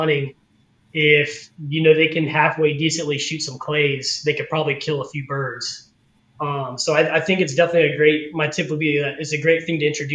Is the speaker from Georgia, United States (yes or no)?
yes; Georgia, United States; now in Arkansas, United States; I grew up dove hunting in Georgia